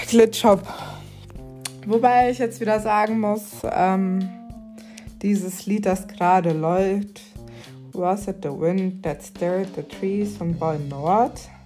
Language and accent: German; Cairo, Cairo Governorate, Egypt; moved away; Ich bin ja tatsächlich in Kairo geboren